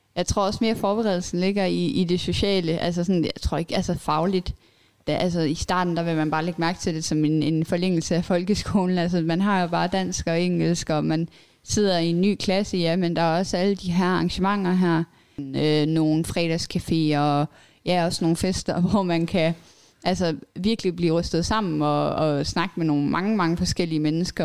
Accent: Billund, Southern Denmark, Denmark; also born or lived in Lolland; jeg kommer fra Bilund

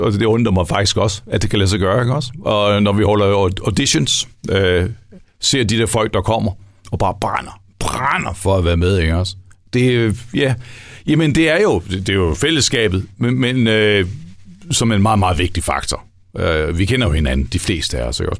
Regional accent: West Jutland, Central Denmark Region, Denmark; vi er også vestjyder

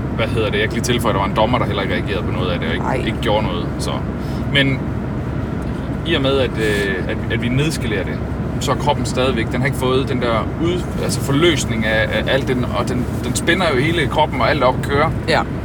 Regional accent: Denmark; som dansker

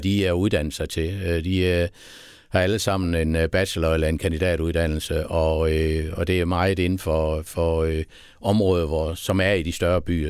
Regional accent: Haderslev, Southern Denmark, Denmark; also born or lived in Sønderborg / Tørsbøl / Esbjerg; Jeg er født i Sønderborg. Ja og har boet nede i øh, Tørsbøl i øh, det første år, og så flyttede vi til Haderslev, og så er jeg faktisk vokset op øh, i Haderslev

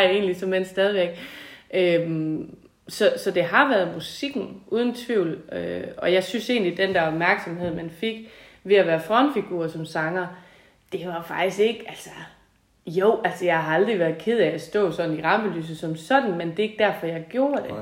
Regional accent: Tinglev, Southern Denmark, Denmark; also born or lived in Gårdeby; Jeg er fra Tinglev egen oprindeligt, og øh, opvokset på en gård

